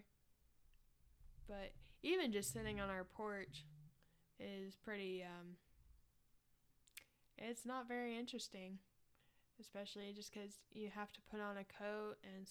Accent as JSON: {"language": "English", "region": "Arkansas", "country": "United States", "moved": "yes", "said": "we're from Arkansas"}